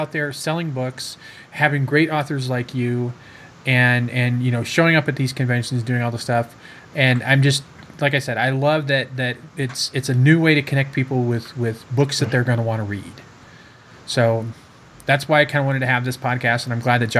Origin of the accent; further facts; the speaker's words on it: Fresno, California, United States; I grew up in Fresno